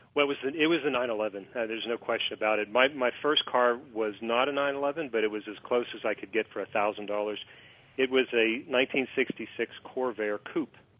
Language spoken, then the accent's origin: English; Pittsburgh, Pennsylvania, United States; I am from Pittsburgh, and so I mean, it kind of kind of in the Rust Belt area